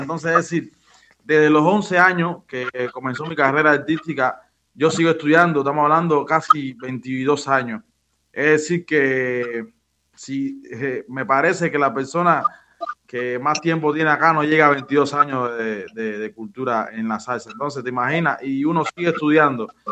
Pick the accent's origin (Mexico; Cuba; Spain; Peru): Cuba; also born or lived in Villa Carlos Paz, Argentina; now in Córdoba, Argentina; yo como propio cubano